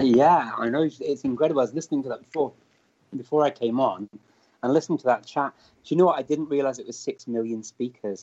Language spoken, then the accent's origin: English; Chester, North West England, United Kingdom; accent: northern Welsh; I grew up around Chester, so it's North Wales, it's North Walian Welsh that we speak